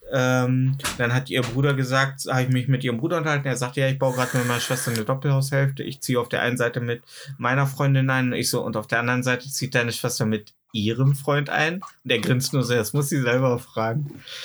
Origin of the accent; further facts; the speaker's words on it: East Germany, Germany; Ich sage ja, ich komme aus dem Osten